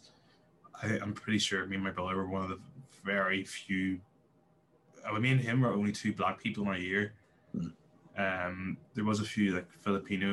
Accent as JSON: {"language": "English", "region": "Northern Ireland", "country": "United Kingdom", "tie": "born or raised there", "also_born_or_lived": "England", "said": "I've been brought up in Northern Ireland"}